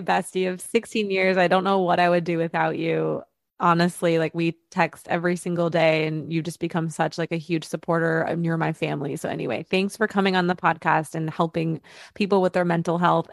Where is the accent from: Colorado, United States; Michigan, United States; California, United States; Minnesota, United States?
Michigan, United States; moved away as an adult; now in Los Angeles, United States; growing up in Michigan, we just had a different outlook